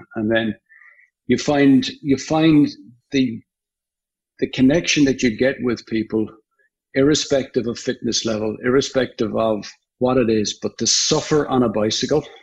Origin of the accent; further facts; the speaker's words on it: Limerick, Munster, Ireland; now in United States; I'm from Limerick